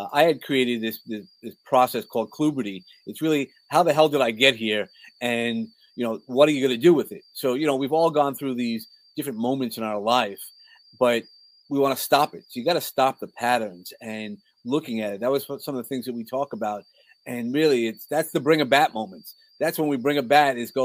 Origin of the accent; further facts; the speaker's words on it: New York City, New York, United States; accent: New York; also born or lived in San Antonio, Texas; I grew up in Brooklyn.